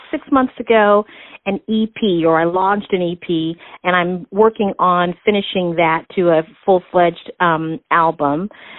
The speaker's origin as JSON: {"language": "English", "town": "Pontiac", "region": "Michigan", "country": "United States", "tie": "born or raised there", "moved": "yes", "lives_now": "Kansas City, United States", "said": "Actually, I was born in Pontiac, Michigan, really during the height of Motown."}